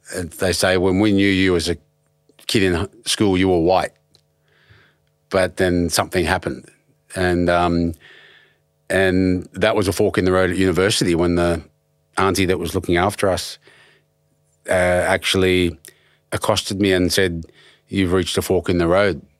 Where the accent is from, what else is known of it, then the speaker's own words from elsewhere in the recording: Penrith, New South Wales, Australia; moved away; also born or lived in Blacktown / Prospect / Ashfield / Redfern; I was raised on top of a hill in South Penrith